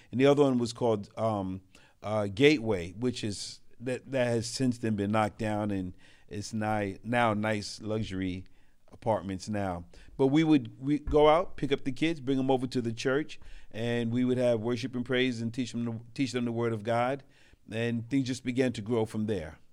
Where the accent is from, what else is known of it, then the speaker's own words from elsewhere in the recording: New York City, New York, United States; also born or lived in Brooklyn / Queens; I was raised in New York City. I'm a city rat